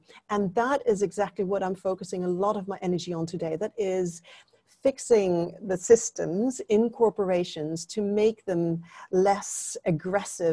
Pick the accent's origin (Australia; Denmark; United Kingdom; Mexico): Denmark; now in Singapore; You introduced me as being from Denmark. Yes, I'm from Denmark. I've lived in Singapore longer than I've lived in Denmark.